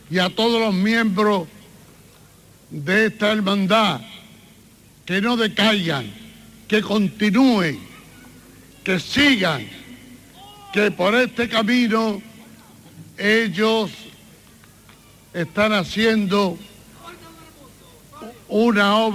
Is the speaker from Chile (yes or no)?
no; Andalusia, Spain; como un gitano más, como un andaluz y como un español